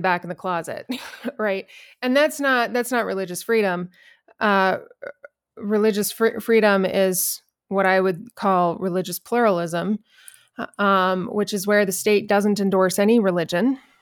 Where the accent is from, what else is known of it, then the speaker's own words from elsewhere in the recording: New Mexico, United States; I'm actually born and raised in New Mexico.